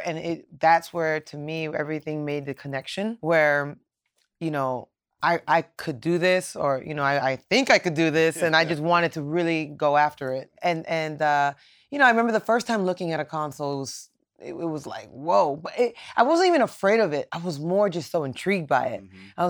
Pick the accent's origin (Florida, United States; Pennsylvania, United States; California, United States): Florida, United States; Miami; Yes. Born and raised in Miami.